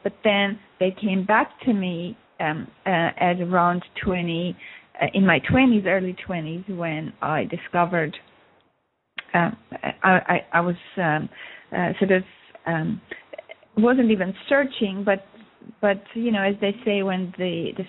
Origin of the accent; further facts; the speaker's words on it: Russia; now in Montreal, Canada; I moved from Russia to uh, Montreal, Canada, in 1976